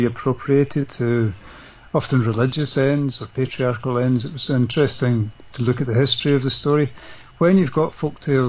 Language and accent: English; Scotland, United Kingdom; I'm Scottish and I grew up in the 70s.